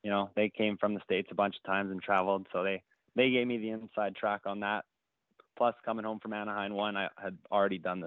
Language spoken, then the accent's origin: English; Canada; as a Canadian